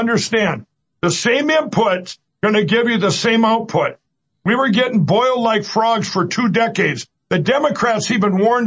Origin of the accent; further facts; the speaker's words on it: Minnesota, United States; my home state of Minnesota